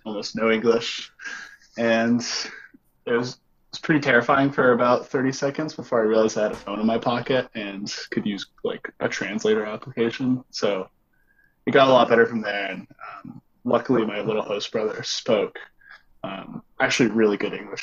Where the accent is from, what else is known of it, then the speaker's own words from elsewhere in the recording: United States; moved away as an adult; also born or lived in China; my background growing up in the United States